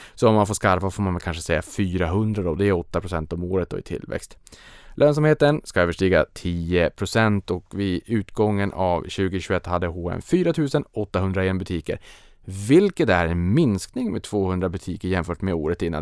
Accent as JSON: {"language": "Swedish", "country": "Sweden", "said": "för mig som svensk"}